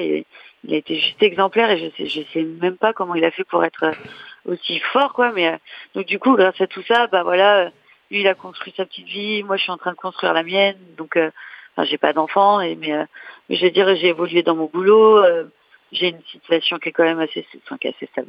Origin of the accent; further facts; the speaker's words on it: Reims, Grand Est, France; moved away; je suis de Reims